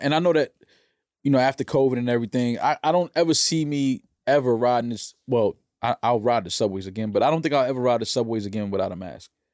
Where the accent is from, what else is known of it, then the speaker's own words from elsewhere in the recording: New York, United States; I'm a New Yorker, born and raised